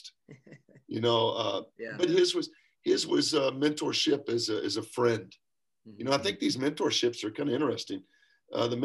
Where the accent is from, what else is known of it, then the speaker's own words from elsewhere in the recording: Lexington, Kentucky, United States; moved away; I'm from Kentucky. You know, I'm born and raised in Lexington.